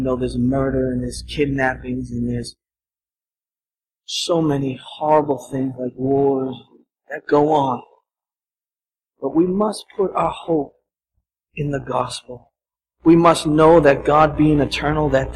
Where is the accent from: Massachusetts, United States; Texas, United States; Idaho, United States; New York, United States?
Massachusetts, United States; Boston; Growing up in Boston